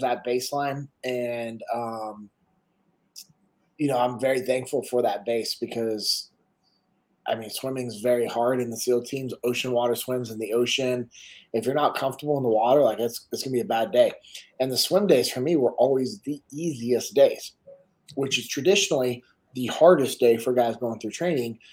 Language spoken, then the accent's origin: English; Sacramento, California, United States; I'm originally from Sacramento, grew up in the same house that my dad grew up